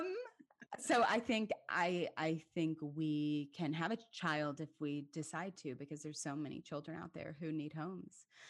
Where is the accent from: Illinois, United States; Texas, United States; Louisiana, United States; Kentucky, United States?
Kentucky, United States; Lexington; moved away as an adult; also born or lived in Manhattan, New York; now in Atlanta, United States; it was such a really incredible community growing up in Lexington